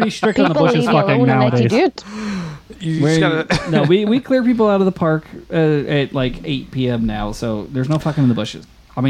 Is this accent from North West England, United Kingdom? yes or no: no; Cookstown, Northern Ireland, United Kingdom; as far as I know, I was born in Cookstown.